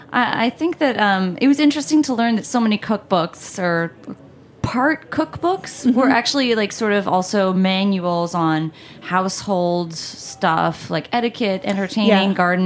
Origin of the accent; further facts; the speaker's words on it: United States; should take pride in it